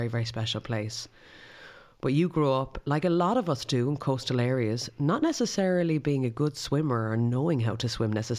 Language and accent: English; Connemara, Connacht, Ireland; I'm from Connemara, so I was reared by the sea as well.